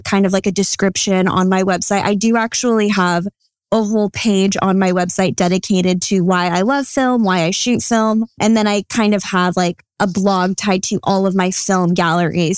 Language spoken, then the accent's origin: English; Santa Clarita, California, United States; now in Ventura, United States; the lab is based out of my hometown, Santa Clarita